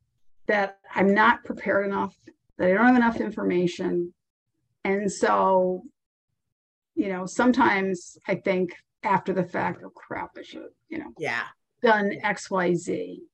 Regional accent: Rhode Island, United States; moved away as an adult; now in Boston, United States; We were in Rhode Island at the time, and my father had left, and then my mother moved to Connecticut.

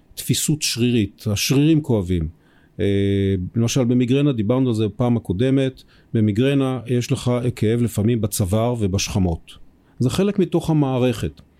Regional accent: Israel; אנחנו בתור ישראלים

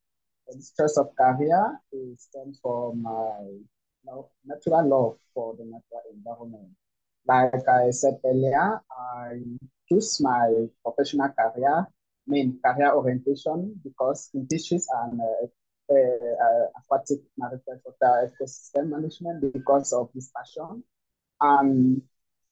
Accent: Cameroon; also born or lived in Douala, Cameroon; I'm from Cameroon, and I live in the coastal city of Douala in Cameroon

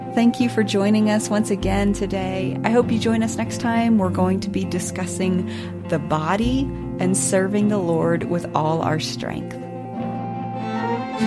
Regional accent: Birmingham, Alabama, United States; also born or lived in East Tennessee; I grew up in Birmingham, Alabama, and East Tennessee

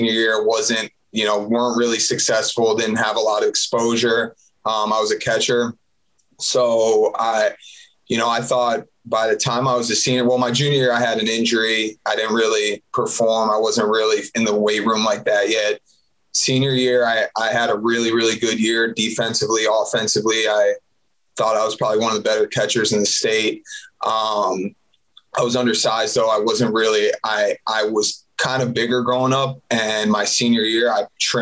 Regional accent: Deerfield Beach, Florida, United States; So I'm from South Florida. Grew up in Deerfield Beach, about 15 minutes north of Fort Lauderdale, 20 minutes north.

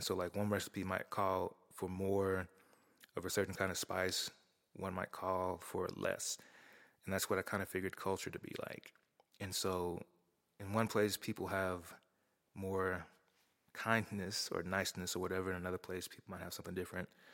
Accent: Tulsa, Oklahoma, United States; I grew up in North Tulsa, Oklahoma

